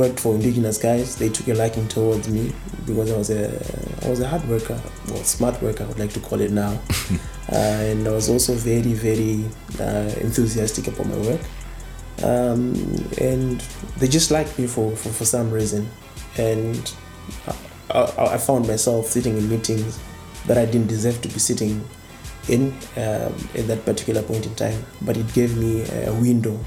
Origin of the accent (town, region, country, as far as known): Zimbabwe